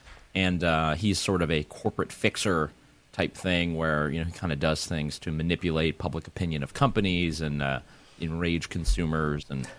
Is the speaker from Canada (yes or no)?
yes; Canada; And I am Canadian.